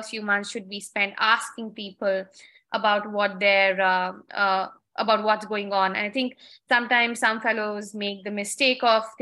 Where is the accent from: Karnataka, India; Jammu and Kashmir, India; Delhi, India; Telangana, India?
Delhi, India; New Delhi; I mean, I came from New Delhi